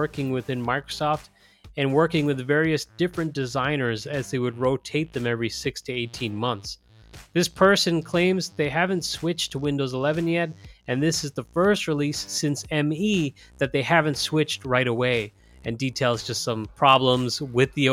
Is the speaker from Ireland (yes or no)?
yes; Ireland; My home country of Ireland